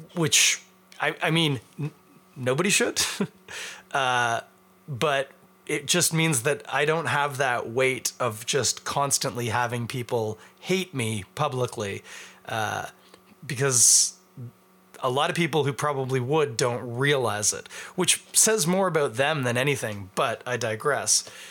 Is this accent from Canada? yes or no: yes; Canada; As a Canadian